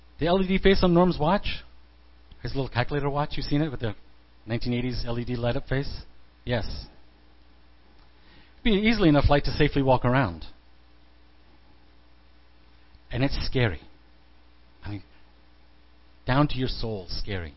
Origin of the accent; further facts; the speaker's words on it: Midwest, United States; Growing up in the Midwest